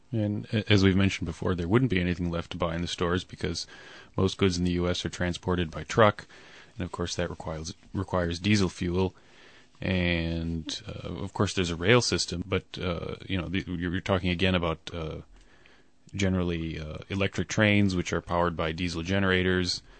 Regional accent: United States; moved away; I'm American and I lived there for a good many years

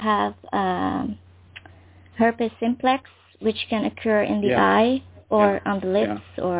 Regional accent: Netherlands; English is a second language; I'm from the Netherlands.

